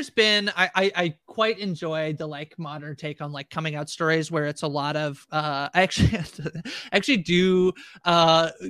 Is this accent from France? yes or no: no; Canada; I'm Canadian.